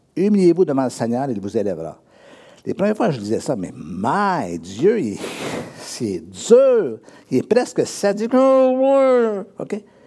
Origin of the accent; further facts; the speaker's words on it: Drummondville, Quebec, Canada; moved away; also born or lived in Sherbrooke; je suis né à Drummondville, et un jour, je suis déménagé à Sherbrooke, j'étais huit ans à Sherbrooke